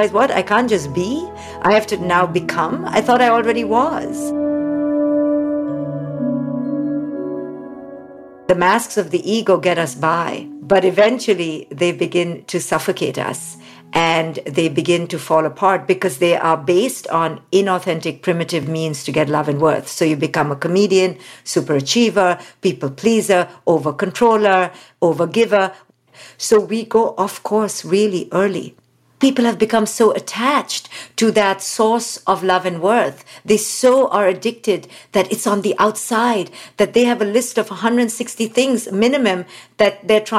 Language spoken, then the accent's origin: English; India; moved away; especially as an Indian woman. I was raised in India